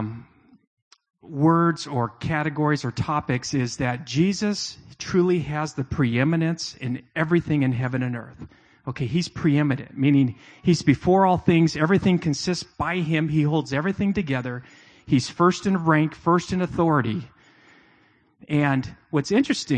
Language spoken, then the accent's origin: English; United States; as an American Christian